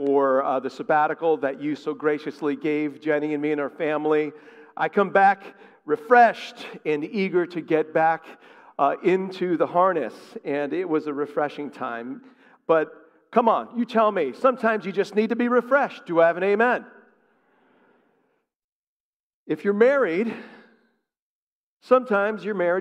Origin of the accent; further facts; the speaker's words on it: outside of Hartford, Connecticut, United States; I grew up in Connecticut. I grew up outside of Hartford